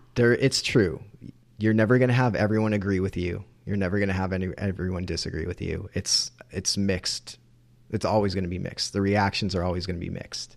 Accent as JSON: {"language": "English", "region": "New England", "country": "United States", "tie": "born or raised there", "said": "growing up in New England"}